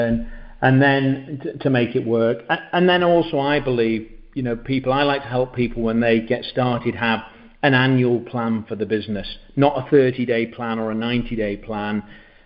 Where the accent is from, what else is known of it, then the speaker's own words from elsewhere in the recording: England, United Kingdom; moved away as an adult; now in Uruguay; I'm from England. I'm from the UK, and we've been over here now for 7 years